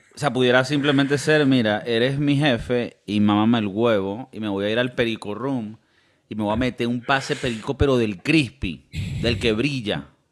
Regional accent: Venezuela; Ahora somos venezolanos

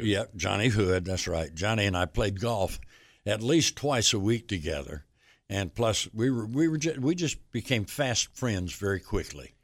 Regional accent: Union, South Carolina, United States; moved away; my hometown station, W B C U and Union

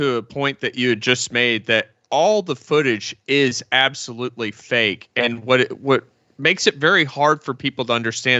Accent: Texas, United States; I identify as a Texan.

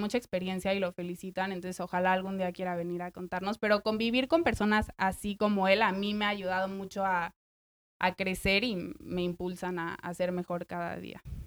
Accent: Mexico City, Mexico; moved away as an adult; also born or lived in New York, United States; now in Nashville, United States; yo soy de México. Eh, llegué a Nashville en noviembre del año antepasado. Llevo casi un año y medio aquí. Y bueno, básicamente lo que pasó fue, yo había vivido en México toda mi vida

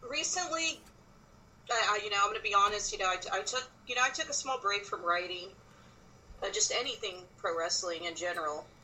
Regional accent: Texas, United States; born there; I was born in South Texas. I've traveled a lot. I've moved a lot.

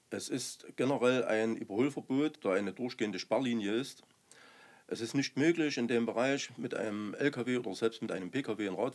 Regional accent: Remse, Saxony, Germany; Ich bin 57 Jahre alt. Ich bin in Remse geboren.

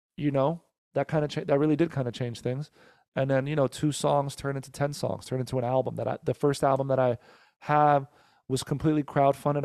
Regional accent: Teaneck, New Jersey, United States; now in Los Angeles, United States; born and raised in Jersey. I was born in Teaneck, New Jersey

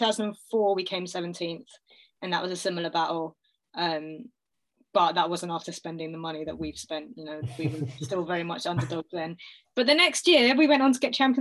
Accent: London, United Kingdom; I grew up basically halfway between the Arsenal stadium and the Spurs stadium

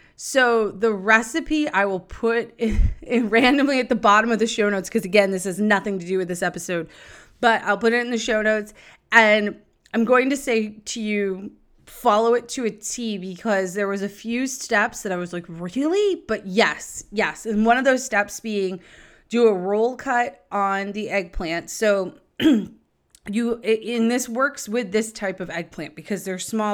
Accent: Nashua, New Hampshire, United States; I grew up in Nashua

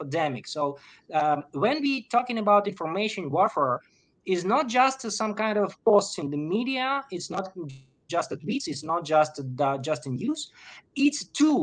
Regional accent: Ukraine; I'm from Ukraine. I'm living in the middle of the war

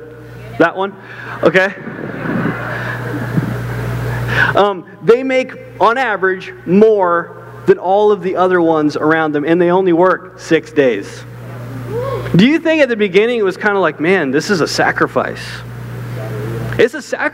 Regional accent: Canada; moved away; I left my whole country. I'm from Canada. I left my whole country to do what God's called me

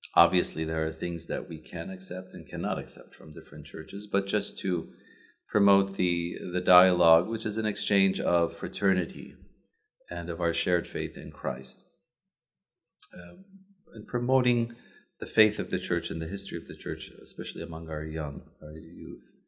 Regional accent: Chicago, Illinois, United States; moved away as an adult; growing up in Chicago

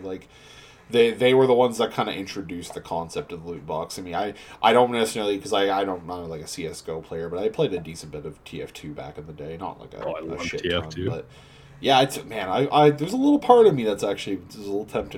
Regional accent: Canada; we're not even in America, we're all Canadian

